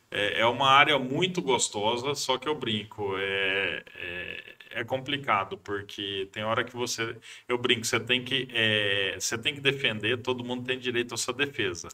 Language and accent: Portuguese; Marília, São Paulo, Brazil; moved away as an adult; also born or lived in Acre; tentei fugir de Marília